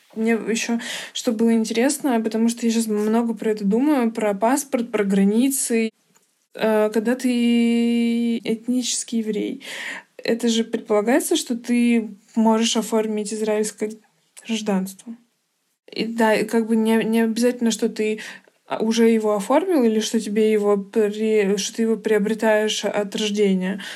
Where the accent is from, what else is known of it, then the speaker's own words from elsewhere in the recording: Georgia; now in Moscow, Russia; я с Кавказа, но тем не менее, что я из Грузии